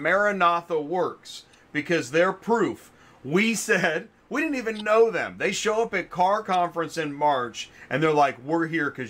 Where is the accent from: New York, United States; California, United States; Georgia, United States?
Georgia, United States